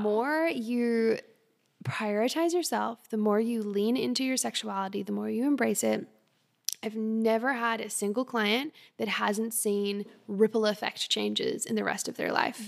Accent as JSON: {"language": "English", "country": "Australia", "tie": "born or raised there", "moved": "yes", "said": "I'm also Australian Canadian. I grew up in Australia"}